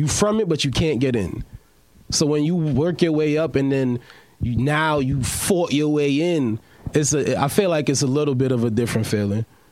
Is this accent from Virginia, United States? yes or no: no; New York City, New York, United States; I'm from New York